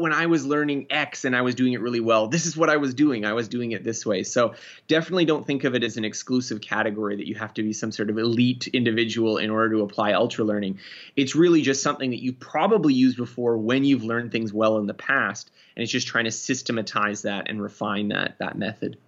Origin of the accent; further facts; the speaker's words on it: Canada; I'm Canadian, so we do a little bit of learning French in school